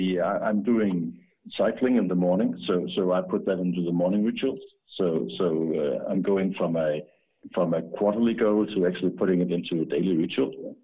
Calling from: Denmark; I'm actually calling from Denmark.

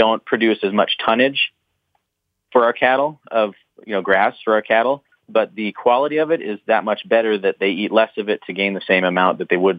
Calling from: Big Timber, Montana, United States; I'm calling from central Montana, just outside of Big Timber.

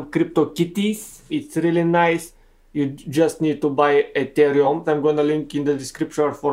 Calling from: Montevideo, Uruguay; speaking from Montevideo, Uruguay.

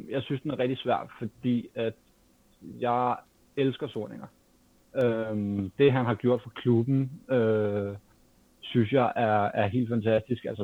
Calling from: Capital Region of Denmark, Denmark; Jamen, øh, jeg kommer fra Nordvest.

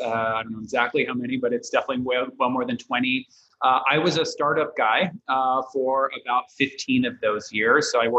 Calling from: San Francisco, California, United States; Very sunny, San Francisco. We don't always get sun, so I'm going to enjoy the brief moment before the fog rolls in.

